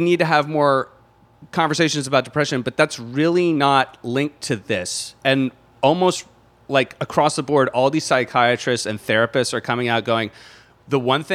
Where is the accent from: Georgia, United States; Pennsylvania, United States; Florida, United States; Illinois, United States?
Pennsylvania, United States; moved away; I come from Gunsylvania